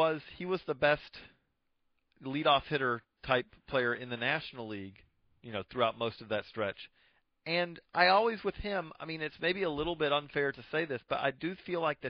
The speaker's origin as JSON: {"language": "English", "region": "Georgia", "country": "United States", "tie": "born or raised there", "said": "I grew up in Georgia in the 80s"}